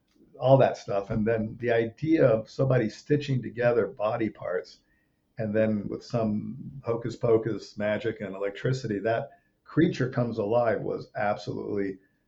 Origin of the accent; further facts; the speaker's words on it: Rome, Lazio, Italy; as a little kid moving to Europe, I grew up in Rome, Italy. I was a few years old. We went to Rome, and that's kind of where my dad made movies, and I grew up on movie sets.